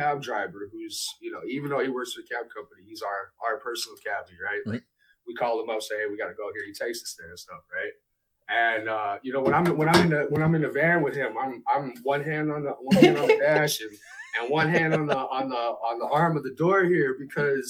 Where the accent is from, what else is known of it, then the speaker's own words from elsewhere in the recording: United States; moved away as an adult; now in Canada; I am an American hip-hop artist who is living and stationed here in Canada